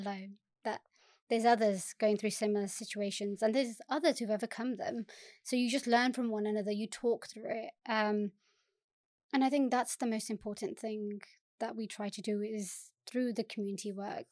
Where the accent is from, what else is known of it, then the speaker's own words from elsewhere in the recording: Southall, London, United Kingdom; I born and bred in South Wall, um, and I think a lot of what I do now is because of living in South Wall